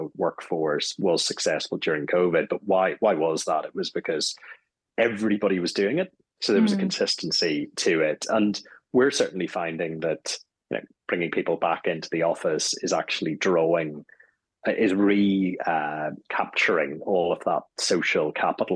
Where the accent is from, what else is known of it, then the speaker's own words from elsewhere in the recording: Strangford, Northern Ireland, United Kingdom; moved away; I'm actually going back home to Strangford, County Down